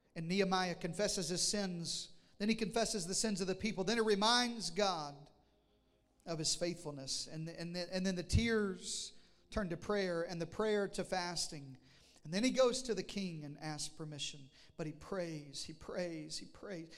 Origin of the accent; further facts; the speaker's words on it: Arkansas, United States; moved away; I'm from Arkansas